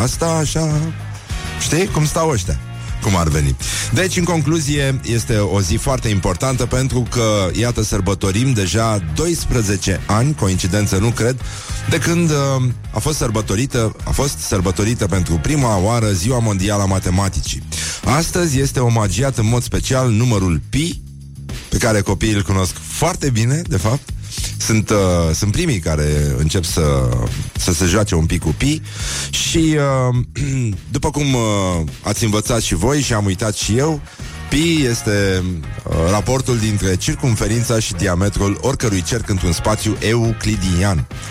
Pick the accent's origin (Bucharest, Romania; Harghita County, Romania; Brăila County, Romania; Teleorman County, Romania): Brăila County, Romania; Brăila; eu sunt din Brăila și Brăila nu este în Moldova.